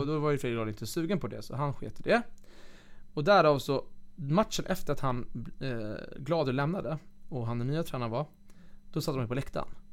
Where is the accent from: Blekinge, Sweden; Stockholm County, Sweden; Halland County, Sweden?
Stockholm County, Sweden; Flemingsberg; moved away; also born or lived in Kalix / Piteå; jag ska börja spela hockey hemma i Flemingsberg, division 4.